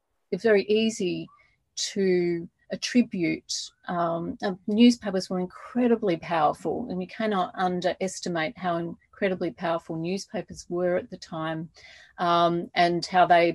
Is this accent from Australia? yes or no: yes; Adelaide, South Australia, Australia; when I grew up in Adelaide